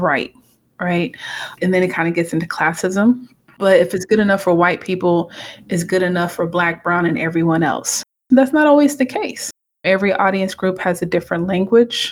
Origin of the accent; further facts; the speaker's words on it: United States; also born or lived in Atlanta, Georgia / Lubbock, Texas / Houston, Texas / Cameroon (parents); So I was born in the States. So I'm Cameroon American. Grew up between Atlanta, Georgia, in Texas, Lubbock, Texas, Houston, Texas.